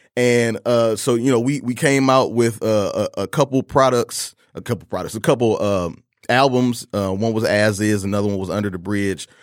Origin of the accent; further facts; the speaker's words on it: Detroit, Michigan, United States; Detroit, Michigan, born and raised, uh, in an area, uh, Joy Row and Southfield